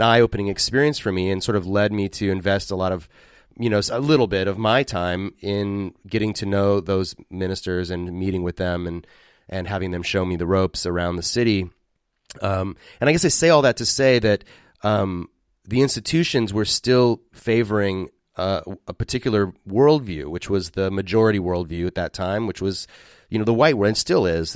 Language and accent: English; West Coast, United States; moved away as an adult; also born or lived in Philadelphia; I was raised on the West Coast, and moving to Philadelphia